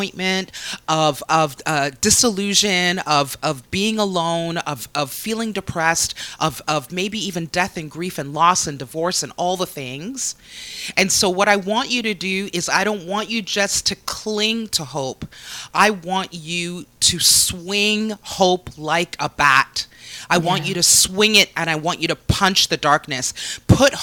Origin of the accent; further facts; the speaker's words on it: Canada; as a Canadian